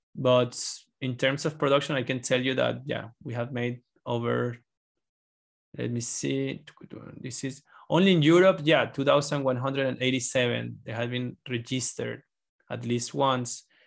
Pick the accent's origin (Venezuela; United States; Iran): Venezuela; moved away; I'm from Venezuela